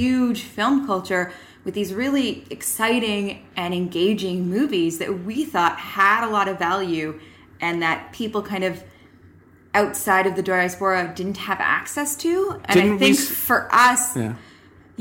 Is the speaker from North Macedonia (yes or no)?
no; Canada; as white Canadian cinephiles